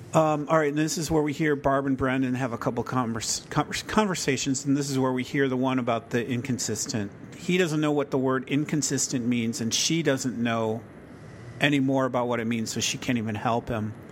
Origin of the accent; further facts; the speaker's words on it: Chicago, Illinois, United States; I grew up near Chicago, like in Chicago